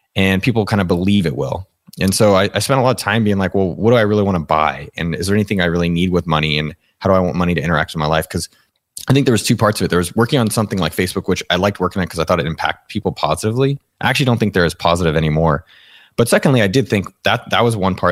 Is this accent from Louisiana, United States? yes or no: no; San Jose, California, United States; born and raised in San Jose, California, representing the four oh eight